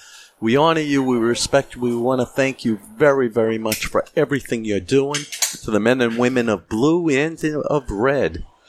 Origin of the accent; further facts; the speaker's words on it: Massachusetts, United States; I'm from Massachusetts where marijuana is legal.